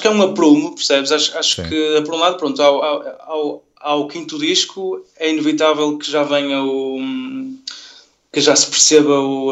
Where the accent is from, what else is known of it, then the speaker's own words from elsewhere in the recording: Vila Nova de Gaia, Norte, Portugal; moved away as an adult; now in Porto, Portugal; eu nasci em Gaia